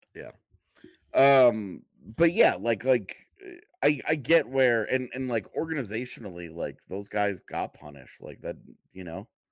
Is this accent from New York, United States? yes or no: no; outside of Houston, Texas, United States; moved away; growing up outside of Houston and going to Astros games